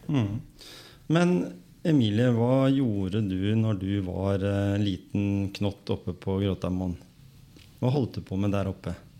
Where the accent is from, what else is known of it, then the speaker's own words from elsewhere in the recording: Skien, Telemark, Norway; Jeg kom jo fra Gråten